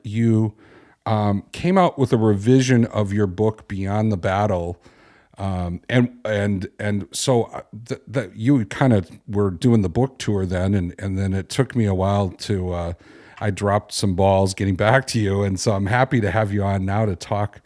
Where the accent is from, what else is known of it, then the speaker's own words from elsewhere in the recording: Chicago, Illinois, United States; I'm from Chicago.